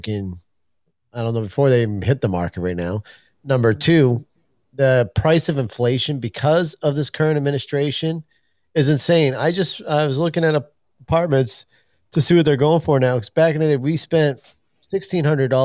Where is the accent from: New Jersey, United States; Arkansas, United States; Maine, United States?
Maine, United States; fellow Mainers